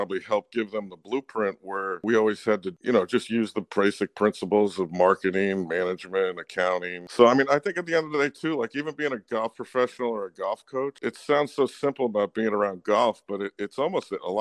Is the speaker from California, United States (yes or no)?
no; New Jersey, United States; now in New Hampshire, United States; I grew up in New Jersey